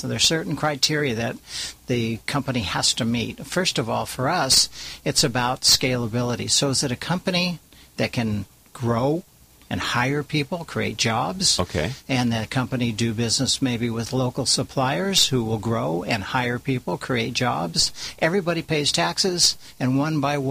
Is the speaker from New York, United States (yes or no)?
no; California, United States; also born or lived in Orange County, California; I'm a Californian, married to a Californian, been living in Orange County for 42 years